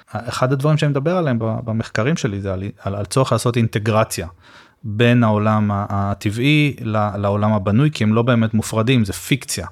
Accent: Rishon LeZion, Central District, Israel; אני גדלתי בפרדסים, בסדר? מה שהיה לשעבר הפרדסים של ראשון

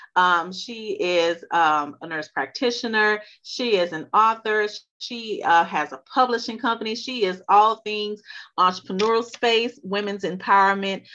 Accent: Louisiana, United States; accent: Louisiana; she's from my home state, so y'all pardon us if our accents come out.

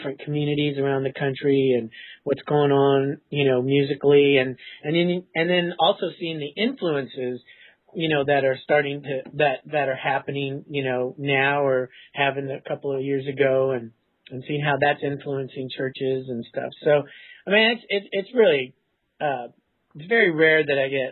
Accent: California, United States; I was from California

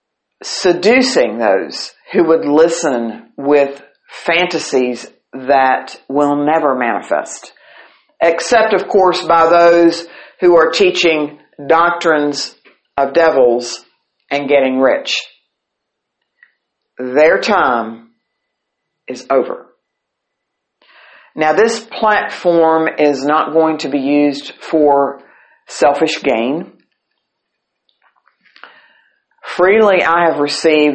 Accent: St. Albans, West Virginia, United States; I grew up right beside the First Presbyterian Church in St. Albans, West Virginia

